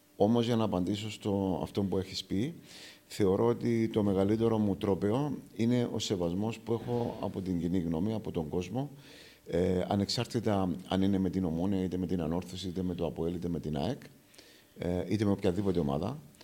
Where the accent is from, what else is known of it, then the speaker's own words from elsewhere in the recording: Aradippou, Larnaca District, Cyprus; το πατρικό μου το σπίτι είναι ακριβώ έξω από το κοινοτικό γήπεδο τη Αραδίπου. Γεννήθηκα στην Αραδίπου.